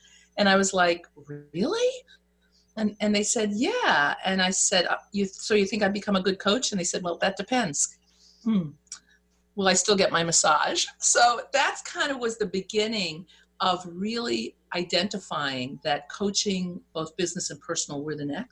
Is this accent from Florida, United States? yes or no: no; New York, United States; I'm from New York, so we speak twice as fast